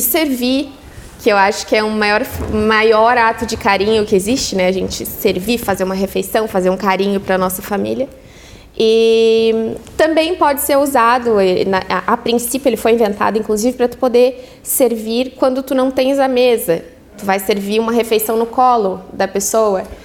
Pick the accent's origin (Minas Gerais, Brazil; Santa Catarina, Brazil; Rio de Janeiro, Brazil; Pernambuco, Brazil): Santa Catarina, Brazil; Araranguá; moved away; also born or lived in Orleans; foi onde eu nasci, onde eu me criei, onde vivi com os meus